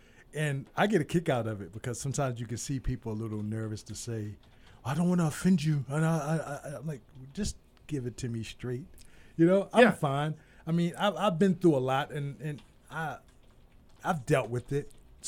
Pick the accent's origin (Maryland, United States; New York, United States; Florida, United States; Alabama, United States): Maryland, United States; Baltimore; I'm from Baltimore, so people are way more like, get off my door.